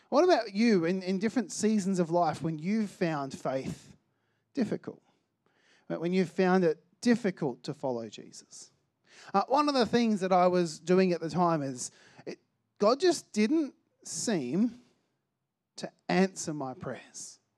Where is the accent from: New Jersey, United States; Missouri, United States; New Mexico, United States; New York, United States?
New York, United States; Albany; I grew up in Albany, uh, and the church that I was attending in Albany only had one other Christian that was kind of around my age